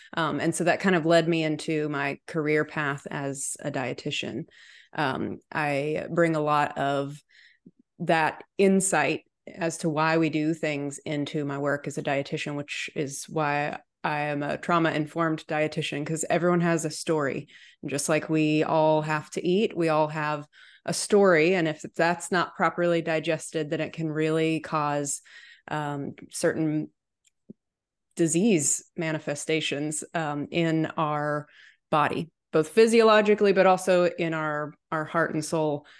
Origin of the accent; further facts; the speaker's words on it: Chattanooga, Tennessee, United States; now in Nashville, United States; I was born and raised in Chattanooga